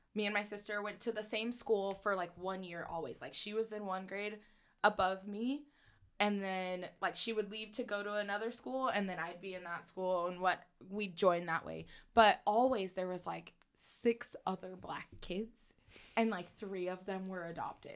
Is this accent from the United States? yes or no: yes; St. George, Utah, United States; also born or lived in California; I was born in sort of raised in California, but like we were saying, with the tween years, like, I feel like Utah, like, Saint George is where I, like, found myself